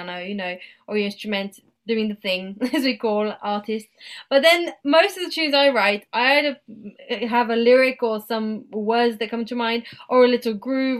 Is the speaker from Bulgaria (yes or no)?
yes; Bulgaria; throughout my teenage years, I grew up here in Bulgaria